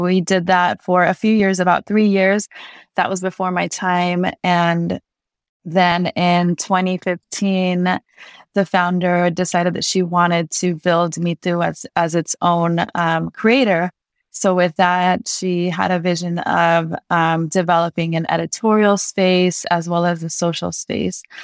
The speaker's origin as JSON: {"language": "English", "town": "Santa Monica", "region": "California", "country": "United States", "tie": "born or raised there", "said": "I grew up in Santa Monica, which was predominantly white"}